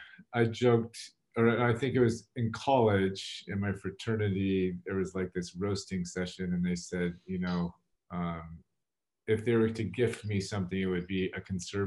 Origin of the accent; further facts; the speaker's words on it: San Diego, California, United States; That's correct. Yes.